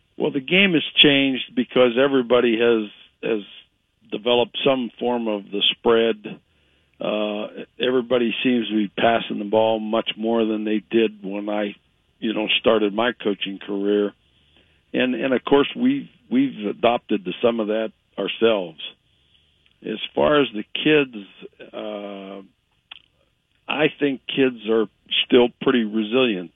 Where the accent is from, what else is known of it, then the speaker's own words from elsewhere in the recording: Ohio, United States; moved away; I grew up in Ohio